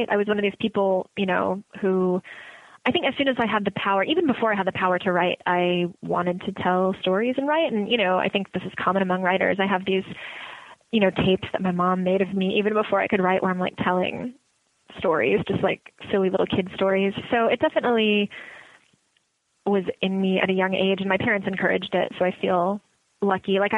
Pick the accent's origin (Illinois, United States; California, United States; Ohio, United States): Illinois, United States; Woodridge; Like I grew up in Woodridge, Illinois, and there were very few woods and no discernible ridge.